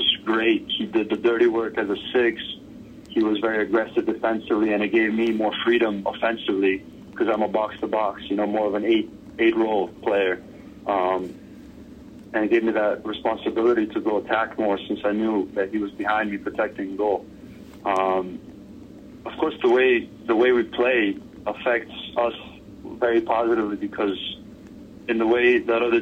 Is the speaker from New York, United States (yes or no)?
yes; New York City, New York, United States; I'm from New York City.